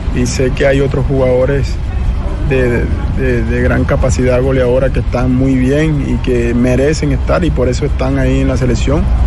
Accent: Colombian Caribbean coast, Colombia; mi tierra, ¿no? Como costeño que soy

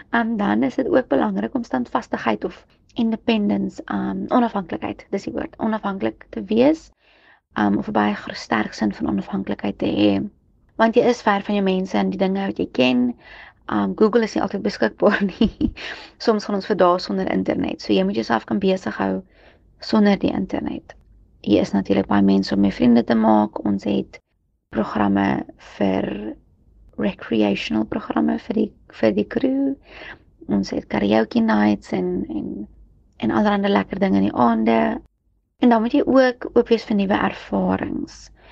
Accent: South Africa; as 'n Suid-Afrikaner en lid van die Reënboognasie

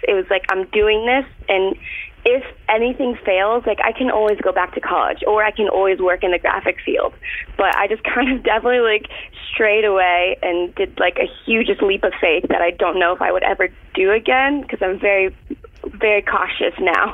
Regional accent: Florida, United States; moved away; I'm from Florida.

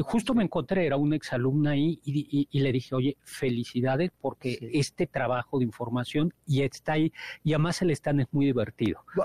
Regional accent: Mexico; nosotros somos mexicanos

